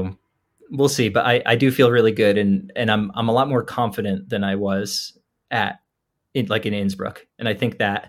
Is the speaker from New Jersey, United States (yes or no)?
yes; New Jersey, United States; And I grew up in New Jersey, so it would be really cool to me to run a 50-mile race, like, 20 minutes from where I grew up.